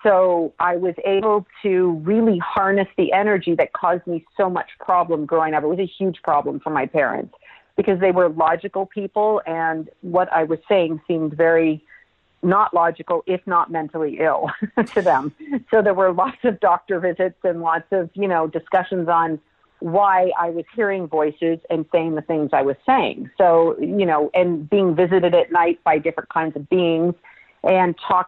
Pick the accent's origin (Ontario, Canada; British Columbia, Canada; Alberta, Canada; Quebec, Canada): Ontario, Canada; Toronto; but yes, I was born in Toronto, Canada, which is my homeland, my home people. So it's especially nice to be talking to a fellow Canadian.